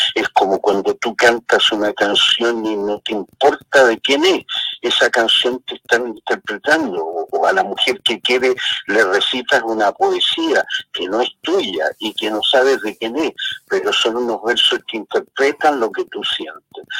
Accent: Chile; moved away as an adult; also born or lived in France / Barcelona, Spain; mi país

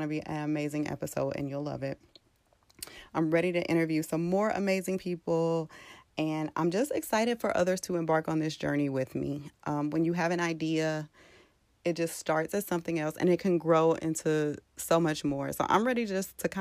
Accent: St. Louis, Missouri, United States; moved away as an adult; now in Dallas, United States; I am from St. Louis. I've been in Dallas for about 2.5 years now

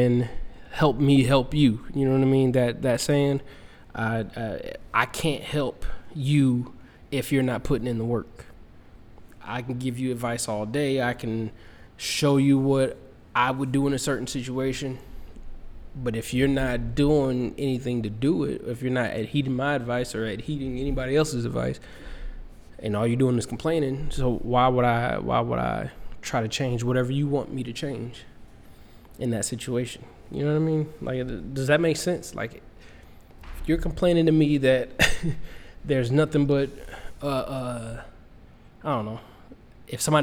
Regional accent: Fayetteville, North Carolina, United States; moved away; I'm from Fayetteville, North Carolina

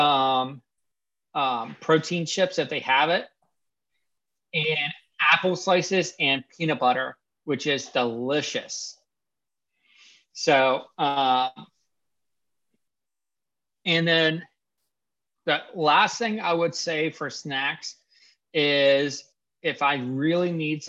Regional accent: Pennsylvania, United States; I grew up in Pennsylvania.

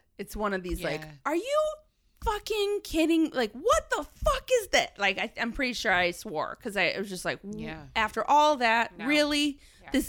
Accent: New York, United States; moved away; Maybe it's a remnant of being a New Yorker

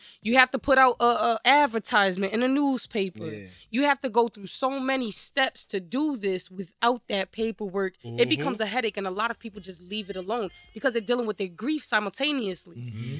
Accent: New Haven, Connecticut, United States; born or raised there; also born or lived in Chicago, Illinois

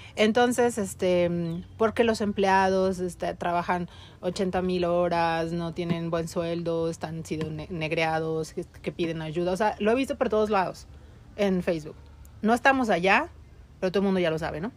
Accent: Mexico; Por ahí en mi pueblo

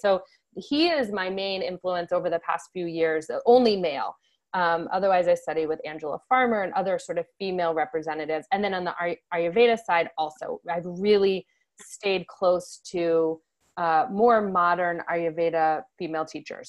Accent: Connecticut, United States; I'm from Connecticut

